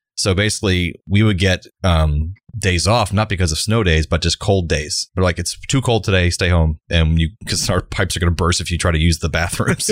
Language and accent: English; Central Florida, United States; born or raised there